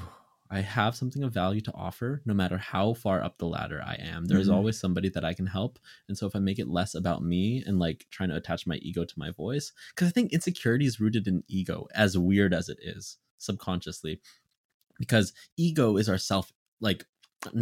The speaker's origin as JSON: {"language": "English", "country": "Philippines", "said": "I'm Filipino"}